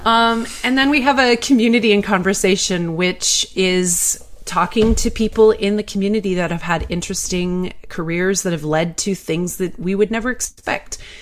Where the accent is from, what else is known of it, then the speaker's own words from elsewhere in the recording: Canada; I'm Canadian